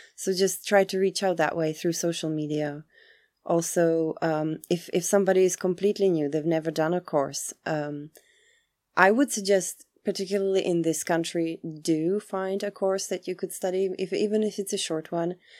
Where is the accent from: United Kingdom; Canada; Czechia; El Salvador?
Czechia; moved away; also born or lived in Chicago, United States / Prague, Czechia; I come from the Czech Republic